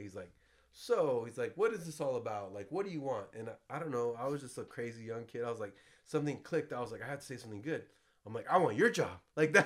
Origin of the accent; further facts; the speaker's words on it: San Jose, California, United States; also born or lived in Florida; I grew up here in San Jose, California, Bay Area, Silicon Valley